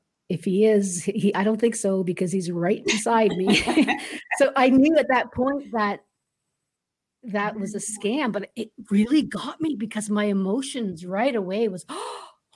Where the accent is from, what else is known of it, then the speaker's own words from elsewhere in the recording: Canada; now in Chile; as a Canadian